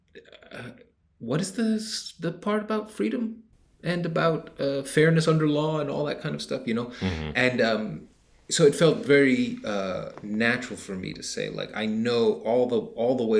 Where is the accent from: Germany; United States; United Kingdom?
United States; I'm an American